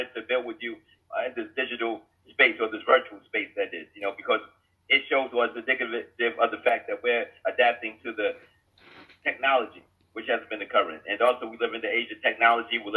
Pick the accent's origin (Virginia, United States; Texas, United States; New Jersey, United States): New Jersey, United States; Jersey City; I'm from Jersey City, New Jersey.